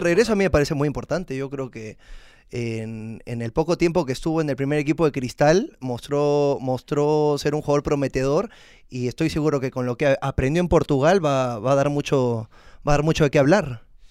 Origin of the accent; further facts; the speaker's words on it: Peru; como todo peruano